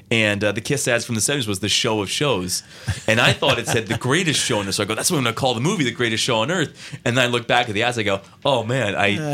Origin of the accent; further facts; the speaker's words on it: New Jersey, United States; now in Cleveland, United States; I'm originally from New Jersey